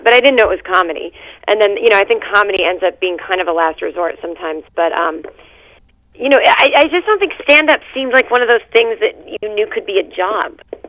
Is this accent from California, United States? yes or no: no; Needham, Massachusetts, United States; Well, I am actually from Massachusetts, a town called Needham.